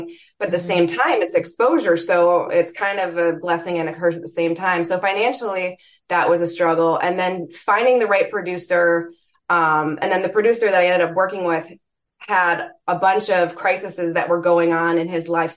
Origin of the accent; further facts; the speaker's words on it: Toronto, Ontario, Canada; moved away as an adult; now in Michigan, United States; I hail from Toronto